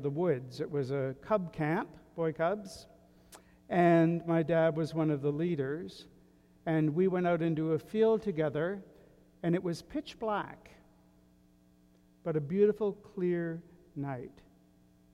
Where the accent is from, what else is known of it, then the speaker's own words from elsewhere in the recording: southwestern tip of Nova Scotia, Canada; My hometown on the southwestern tip of Nova Scotia is a fairly insignificant place now